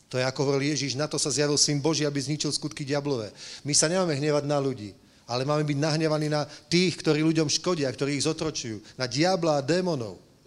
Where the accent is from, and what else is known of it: Slovakia; now in Prague, Czech Republic